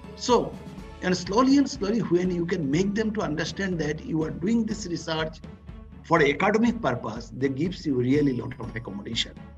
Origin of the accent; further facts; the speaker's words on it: Northeast India, India; I born and brought up in Northeast